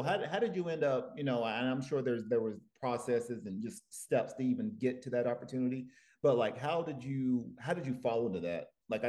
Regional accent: Tennessee, United States; moved away as an adult; now in Los Angeles, United States; I'm from Tennessee, so I tend to, I was in a, sort of a small, tight-knit community. And even coming out here, like I said, I got out here in 2014

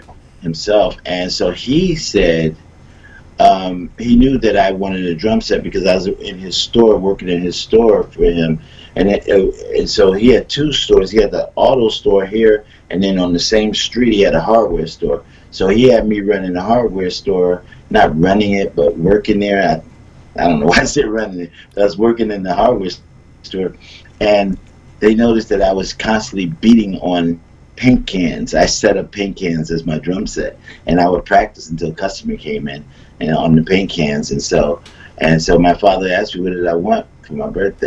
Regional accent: Philadelphia, Pennsylvania, United States; moved away as an adult; also born or lived in California; now in Texas, United States; I'm originally from Philadelphia, PA, and I left Philadelphia in 1979 to go to California

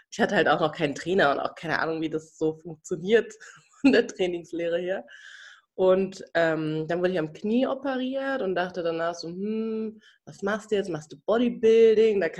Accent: Cologne, North Rhine-Westphalia, Germany; now in Berlin, Germany; Yes, ich bin ein Kölscher Mädchen.

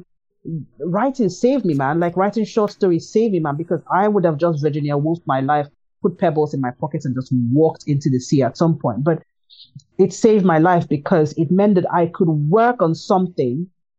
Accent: Nigeria; I'm Nigerian

